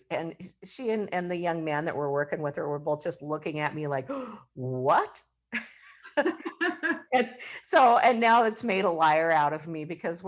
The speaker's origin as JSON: {"language": "English", "region": "Washington", "country": "United States", "said": "we're from Washington State"}